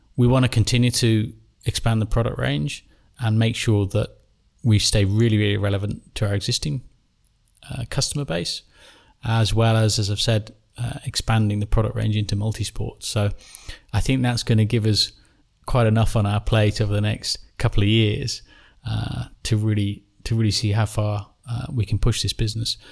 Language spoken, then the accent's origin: English; England, United Kingdom; I'm an Englishman